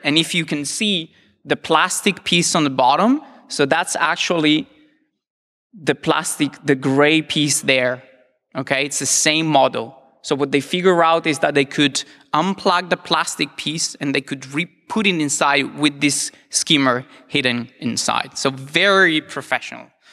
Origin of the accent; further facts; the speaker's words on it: Italy; I'm from Italy